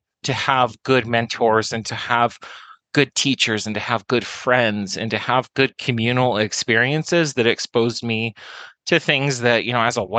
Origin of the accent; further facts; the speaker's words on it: the Southwest, Arizona, United States; I grew up in the Southwest, which is a very interesting area of the country